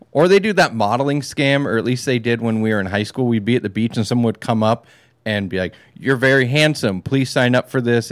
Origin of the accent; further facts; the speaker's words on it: California, United States; I'm a Californian